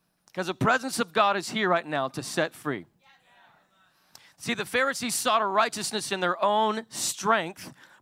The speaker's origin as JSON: {"language": "English", "town": "Salt Lake City", "region": "Utah", "country": "United States", "tie": "born or raised there", "said": "I was born and raised in Salt Lake City, Utah"}